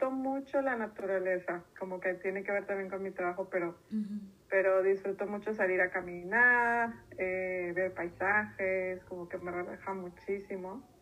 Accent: Tijuana, Baja California, Mexico; also born or lived in Saltillo; Eh, yo nací en Saltillo, Coahuila, pero crecí en Tijuana. 18 años vivía allá.

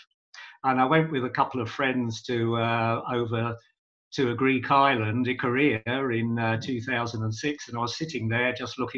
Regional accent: London, United Kingdom; moved away as an adult; now in Manchester, United Kingdom; I was born in London. I came up to Manchester, yep, in 1980 for work

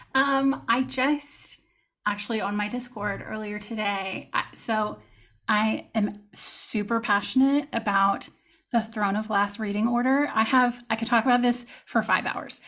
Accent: Texas, United States; moved away as an adult; now in France; I am from Texas

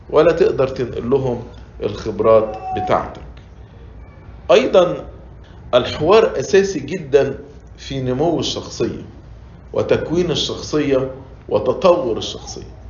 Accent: Egypt; now in United States; وأنا مش بتكلم عشان إحنا مصريين وعايشين في أمريكا

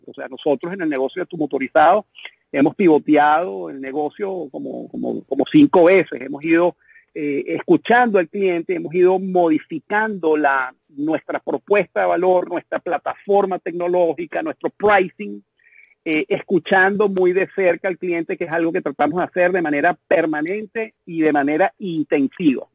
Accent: Venezuela; nosotros como emprendedores venezolanos tenemos un hándicap muy grande, que es que venimos de un país que está eh, hecho pedazos

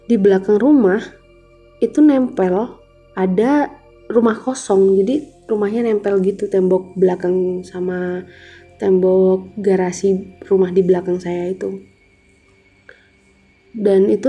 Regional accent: Malang, East Java, Indonesia; saya dari Kota Malang.

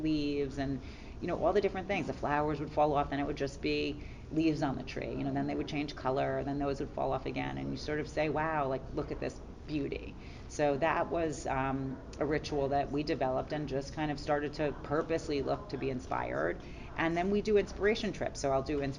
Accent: New York City, New York, United States; I'm a New Yorker, so certainly like the grit of the city, you know, inspires some of my work

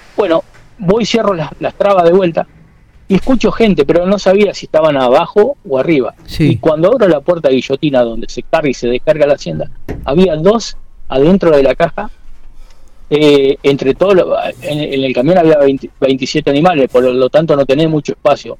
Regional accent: Quemú Quemú, La Pampa, Argentina; now in Castex, Argentina; yo soy de Quemú Quemú y vivo en Castel

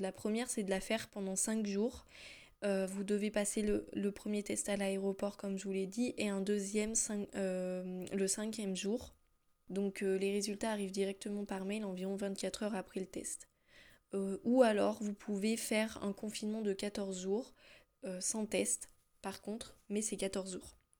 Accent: France; moved away as an adult; now in Iceland; je suis française, voilà comme bonne française que je suis

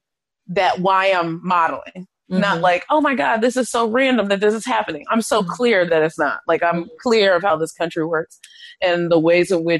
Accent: the suburbs of Maryland, United States; I'm from Maryland. I'm from the suburbs of Maryland, and everything we did was kind of in Baltimore.

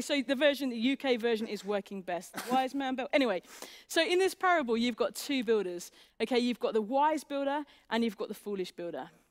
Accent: England, United Kingdom

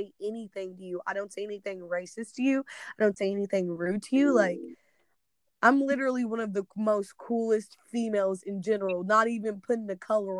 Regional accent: Missouri, United States; moved away; I come from a predominantly black town

